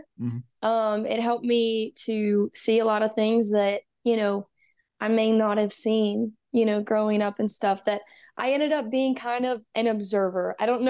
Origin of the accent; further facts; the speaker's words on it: Texas, United States; I grew up in Texas, like most of it. I was born and raised, you know, and I moved to Georgia for a year.